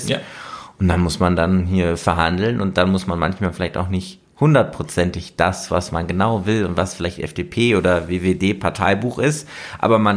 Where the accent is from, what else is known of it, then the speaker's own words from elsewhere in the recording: Germany; bei uns in Deutschland